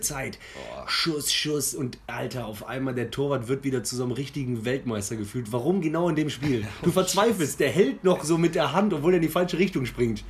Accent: near Cologne, North Rhine-Westphalia, Germany; als Immi, aber jetzt mittlerweile seit zehn Jahren in Köln und in der Nähe groß geworden

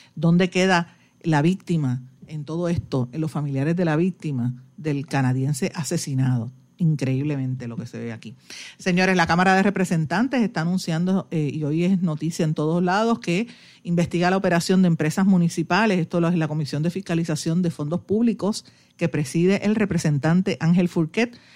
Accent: Puerto Rico

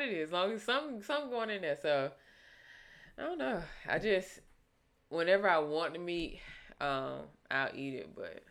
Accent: the South, United States; nigga, I'm from the South.

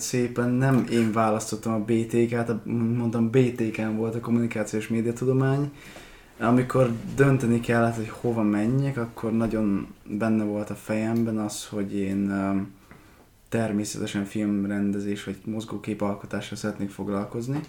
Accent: Békéscsaba, Békés, Hungary; moved away; Békés Csabán születtem

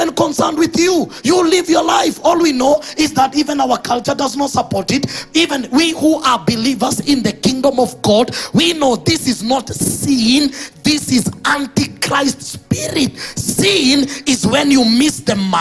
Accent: Kenya; I'm saying this as a Kenyan. I don't hate my country.

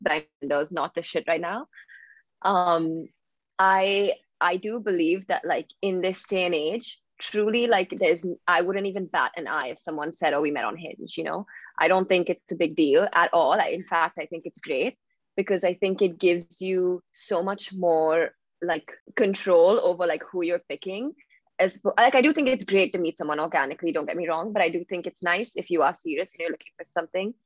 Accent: Mumbai, Maharashtra, India; moved away as an adult; also born or lived in Philadelphia; now in London, United Kingdom; I'm originally from Bombay.

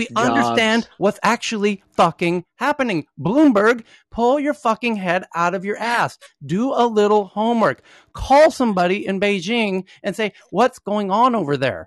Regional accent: United States; moved away as an adult; now in Thailand; being an American who lives in Asia and works in Europe for more than a decade now

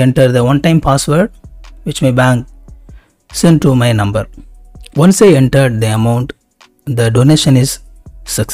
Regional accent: India; I am a very small YouTube creator and I am from India

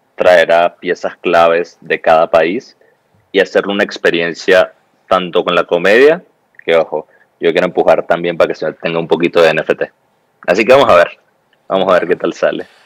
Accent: Venezuela; vengo de Venezuela

